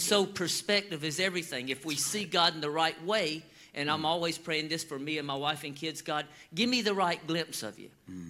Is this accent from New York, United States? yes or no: no; Georgia, United States; we grew up in the South and we grew up in you know it's hot in Georgia